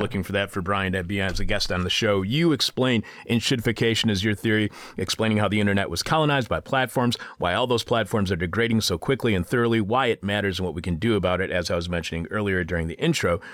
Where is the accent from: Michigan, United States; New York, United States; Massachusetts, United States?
Michigan, United States; southeastern; in my home state of Michigan, southeastern Michigan, actually where I was born and raised.